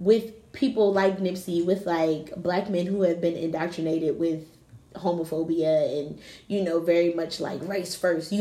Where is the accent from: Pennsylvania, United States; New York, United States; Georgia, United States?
Pennsylvania, United States; Philadelphia; I grew up in West Philly